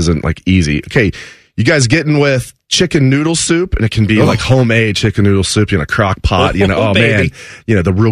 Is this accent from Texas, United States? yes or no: no; Dayton, Ohio, United States; growing up in the Dayton area